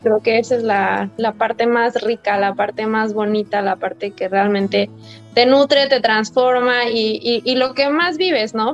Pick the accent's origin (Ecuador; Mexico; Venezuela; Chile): Mexico; moved away as an adult; also born or lived in United States; me fui de México hace casi tres años